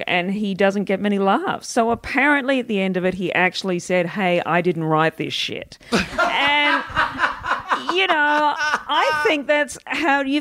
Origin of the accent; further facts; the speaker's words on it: Perth, Western Australia, Australia; moved away; also born or lived in Melbourne; growing up in Perth